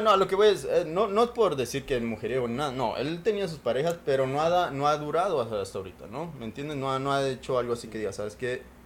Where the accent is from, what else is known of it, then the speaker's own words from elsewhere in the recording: Mexico; now in United States; Raúl y yo pues crecimos en México